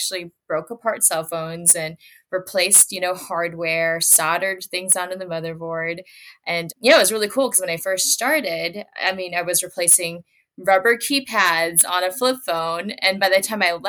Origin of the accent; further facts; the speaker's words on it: Minneapolis–Saint Paul, Minnesota, United States; I grew up in the Twin Cities in Minnesota